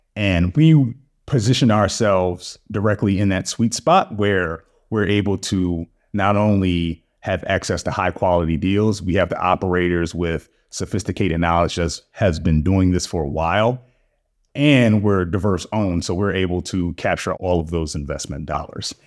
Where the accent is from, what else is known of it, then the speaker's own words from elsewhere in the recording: Baltimore, Maryland, United States; moved away as an adult; also born or lived in Durham, North Carolina; now in Atlanta, United States; I was born and raised in Baltimore. I'm a Baltimore guy. to the core